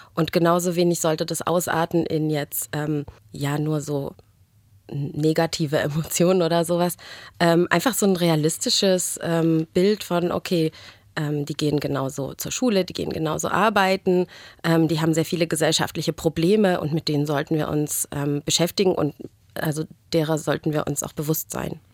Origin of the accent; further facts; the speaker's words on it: Germany; als Deutsche dann auch oftmals so dasteht und sich schon fragt, naja, Moment, bei uns ist es aber in der Highschool nicht so